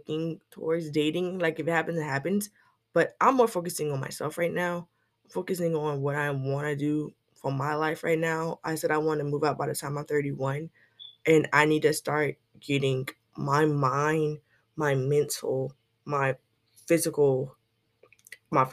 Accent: South Carolina, United States; I'm a writer from South Carolina

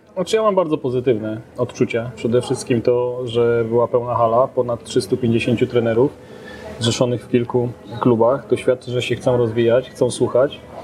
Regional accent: Częstochowa, Silesian Voivodeship, Poland; Do klubu zapisałem się w 1986 roku po raz pierwszy do Rakowa Częstochowa

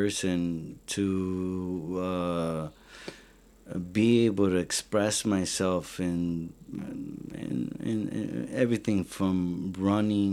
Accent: Chicago, Illinois, United States; I grew up in South Deering

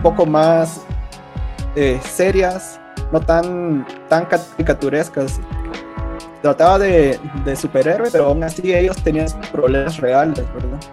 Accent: Guatemala; al menos aquí donde somos, de Guatemala

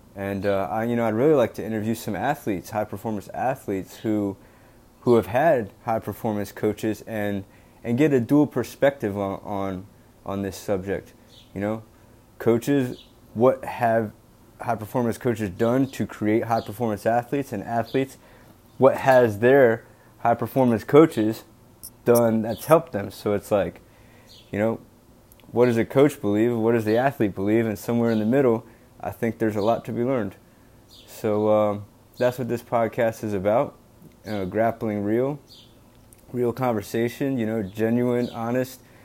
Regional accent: Delaware, United States; now in Boston, United States; I currently live in Boston, Massachusetts. I'm from Delaware

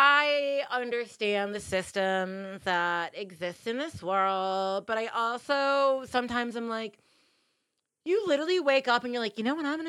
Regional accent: United States; I am an American

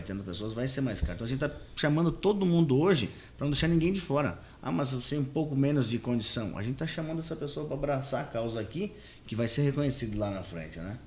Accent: Paraná, Brazil; also born or lived in Sorriso, Mato Grosso / Rio Grande do Sul; now in Confresa, Brazil; Eu venho do Sul, venho do Paraná. Meu pai é do Rio Grande do Sul uhum. e eu sou do Paraná, mas morei muito tempo lá.

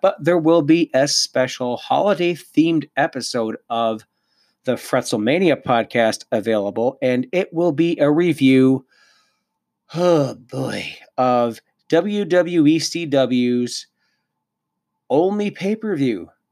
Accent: Cannington, Ontario, Canada; moved away; also born or lived in Lindsay, Ontario; I was back home in my old stomping grounds in Cannington, Ontario. I was born in Lindsay.

